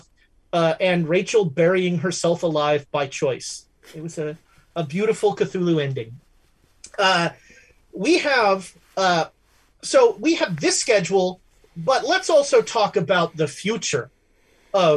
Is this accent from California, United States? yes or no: yes; Alameda, California, United States; The Alameda, my hometown, my beautiful hometown